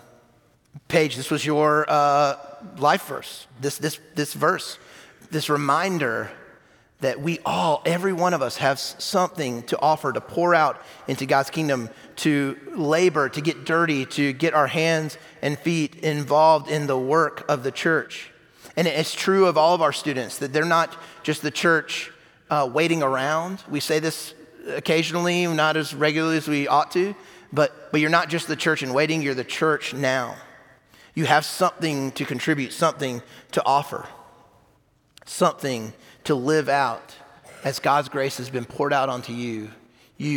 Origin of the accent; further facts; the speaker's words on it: South Carolina, United States; moved away as an adult; now in Huntsville, United States; I was in my 20s, and I'm from South Carolina